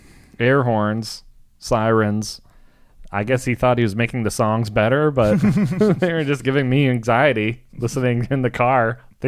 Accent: Washington, District of Columbia, United States; growing up in Washington, D.C., the rap station had a DJ or whatever, the person that played the songs.

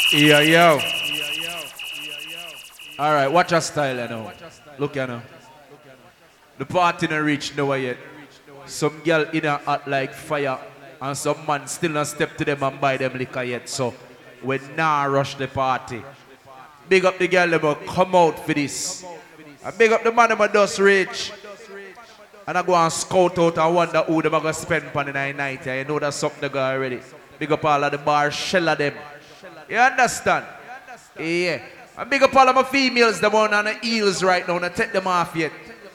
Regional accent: Jamaica; We come from Jamaica, you know, so when you hear about Jamaica, you hear about dancehall

